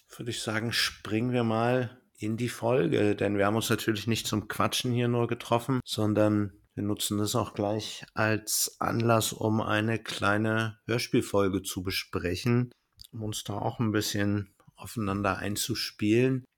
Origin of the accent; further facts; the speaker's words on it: Berlin, Germany; für mich als Berliner